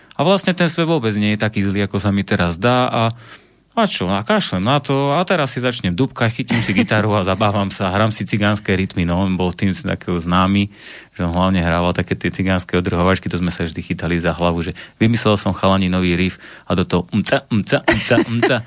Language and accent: Slovak; Banská Bystrica, Banská Bystrica Region, Slovakia; som z Banskej Bystrice